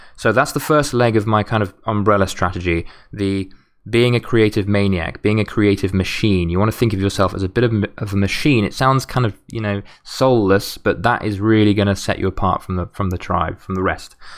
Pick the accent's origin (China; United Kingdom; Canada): United Kingdom; as a Brit